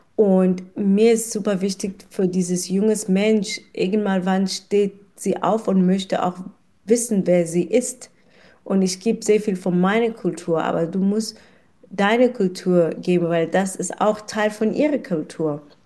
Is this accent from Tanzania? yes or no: no; South Africa; German is a second language; moved away as an adult; now in Kelkheim, Germany; ich bin in Südafrika geboren.